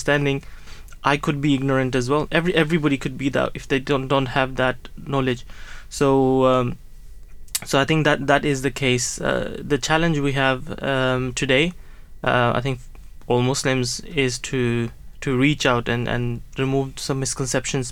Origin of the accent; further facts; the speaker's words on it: Norway; moved away as an adult; now in Gillingham, United Kingdom; I was born in Norway and I grew up there, and then I came here, moved here, started working here as an imam